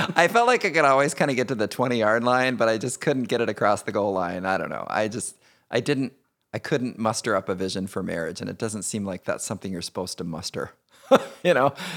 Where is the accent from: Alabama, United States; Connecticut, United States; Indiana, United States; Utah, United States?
Indiana, United States; I grew up in Indiana, uh, youngest of three boys